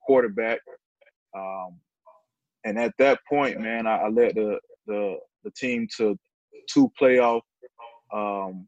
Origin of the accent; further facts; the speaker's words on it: Riviera Beach, Florida, United States; I'm from Revere Beach, Florida. I've been here all my life